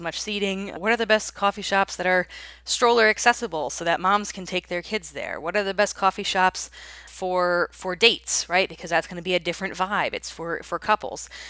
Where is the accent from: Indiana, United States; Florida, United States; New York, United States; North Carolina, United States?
North Carolina, United States; Raleigh; here in my hometown of Raleigh